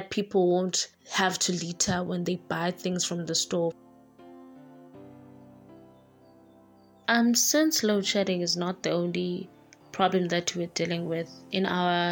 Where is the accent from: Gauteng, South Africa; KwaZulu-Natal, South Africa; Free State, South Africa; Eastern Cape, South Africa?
Eastern Cape, South Africa; East London; moved away; also born or lived in Khayelitsha; from Eastern Cape in East London.